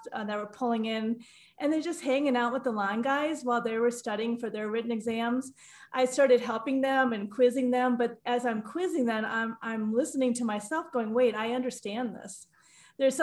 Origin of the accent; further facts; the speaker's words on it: Midwest, United States; I grew up in the Midwest